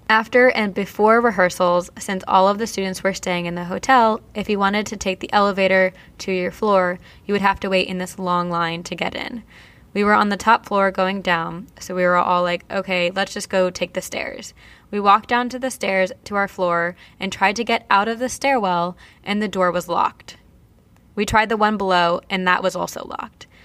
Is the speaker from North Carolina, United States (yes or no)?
no; Vernon, New Jersey, United States; I'm from New Jersey. Did I hear that one of you from New Jersey also? I am. I'm from Vernon, where Mountain Creek Action Park is